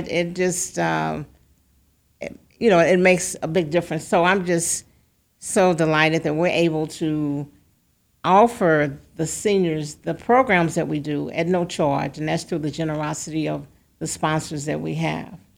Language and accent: English; St. Louis, Missouri, United States; also born or lived in Boston; growing up in Saint Louis